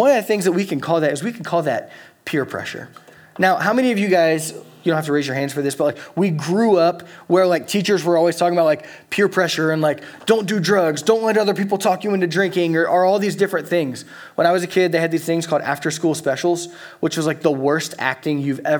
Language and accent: English; Louisiana, United States; moved away as an adult; now in Eugene, United States; I'm from Louisiana